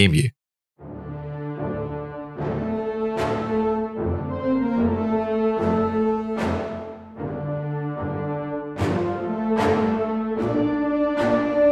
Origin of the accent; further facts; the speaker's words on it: Australia; as an Aussie growing up